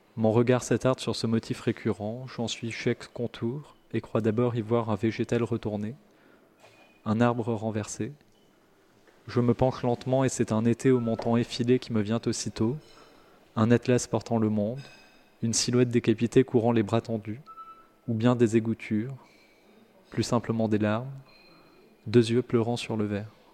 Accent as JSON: {"language": "French", "town": "Paris", "region": "Île-de-France", "country": "France", "tie": "born or raised there", "said": "j'ai grandi, à, j'ai grandi à Paris, donc c'est l'endroit où l'accent devient la norme"}